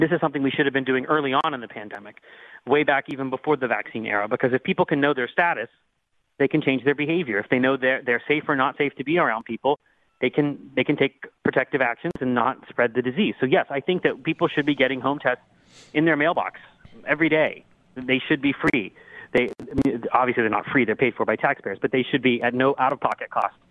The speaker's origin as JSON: {"language": "English", "town": "Pittsburgh", "region": "Pennsylvania", "country": "United States", "tie": "born or raised there", "also_born_or_lived": "Butler, Pennsylvania"}